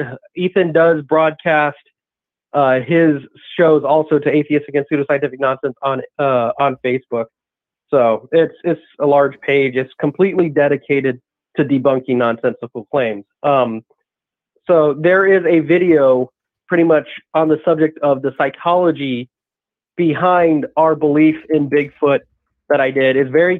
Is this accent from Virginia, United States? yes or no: no; Los Angeles, California, United States; another one in Hispanic lore that I know about, because I grew up in Los Angeles.